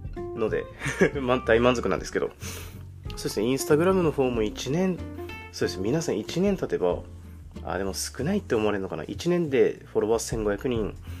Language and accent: Japanese; Aomori, Japan; 私はですね青森県出身で今も青森県にいるので、まあ、結構鉛っていうものがあるかもしれないんですけど